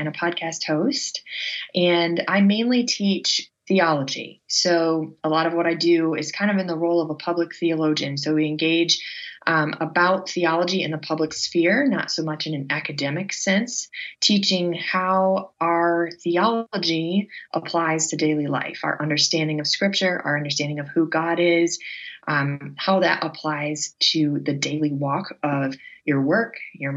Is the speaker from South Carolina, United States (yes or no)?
no; Northern Michigan, United States; I grew up in Northern Michigan